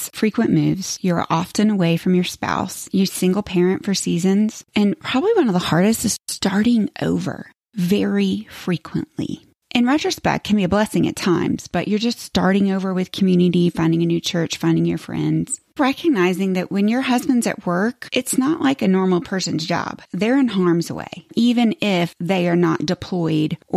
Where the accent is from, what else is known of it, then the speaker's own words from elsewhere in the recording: Florida, United States; moved away as an adult; I grew up in Florida